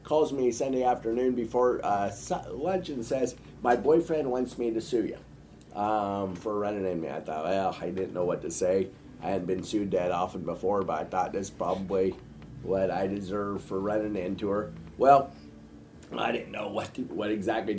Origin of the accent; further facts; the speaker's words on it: Nebraska, United States; I'm from Nebraska